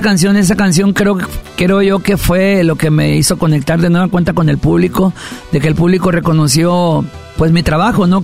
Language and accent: Spanish; Mexico; Como mexicano, como México.